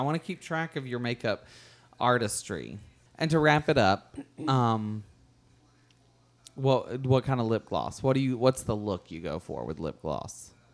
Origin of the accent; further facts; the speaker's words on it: California, United States; also born or lived in New York City; I'm from California. I lived for five years in New York City before that.